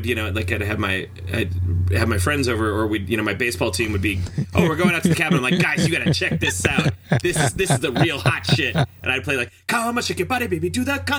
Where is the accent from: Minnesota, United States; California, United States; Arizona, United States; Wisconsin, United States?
Wisconsin, United States; Superior; I'm originally from Superior, Wisconsin, which is just hours away from the Canadian border